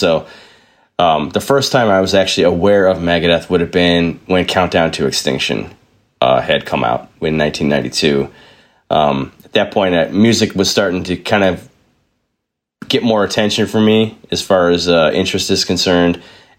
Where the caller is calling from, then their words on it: Buffalo, New York, United States; I am calling in from Buffalo, New York in the United States of America.